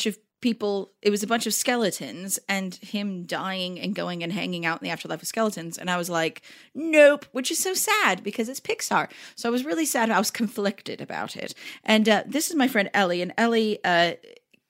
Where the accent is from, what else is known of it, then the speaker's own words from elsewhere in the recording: Southern California, United States; growing up in Southern California